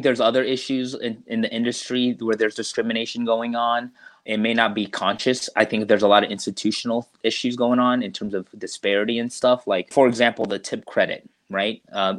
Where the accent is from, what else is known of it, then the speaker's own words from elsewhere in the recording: Deep South, United States; that really just kind of comes from my mom and growing up in the Deep South.